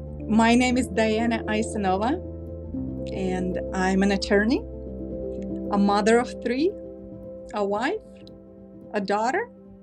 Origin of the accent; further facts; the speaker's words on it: Tashkent, Uzbekistan; English is a second language; moved away as an adult; now in California, United States; I was born and raised in Uzbekistan, Tashkent, Uzbekistan. It is it's one of the former republics of USSR. It became independent, I believe, in 1991.